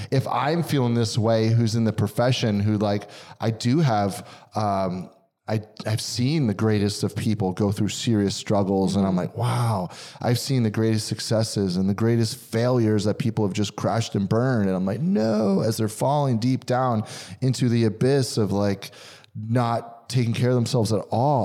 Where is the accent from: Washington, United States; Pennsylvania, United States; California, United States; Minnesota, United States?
Pennsylvania, United States; moved away; I'm from Pennsylvania